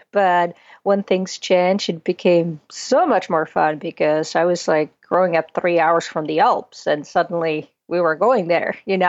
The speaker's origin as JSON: {"language": "English", "country": "Czechia", "tie": "born there", "said": "Yeah, I always joke around that I was born in Czechoslovakia, and then it split up. So now I'm just Czech, not Czechoslovakian."}